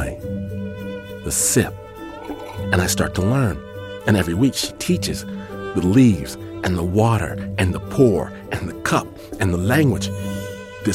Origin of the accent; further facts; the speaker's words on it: Midwest, United States; also born or lived in Michigan; I'm from the Midwest